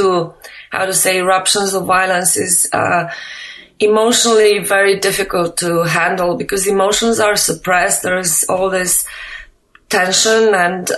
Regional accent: Slovenia; I'm not from Albania, I'm from Slovenia

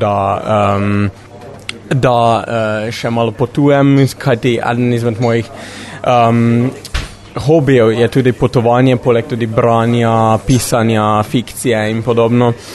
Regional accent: Slovenia; prihajam iz Slovenije

